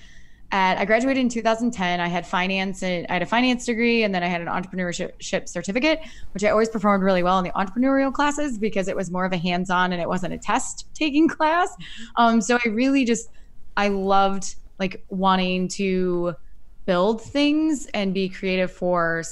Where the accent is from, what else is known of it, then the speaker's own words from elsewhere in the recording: Iowa, United States; now in Chicago, United States; I'm originally from Iowa and I grew up there.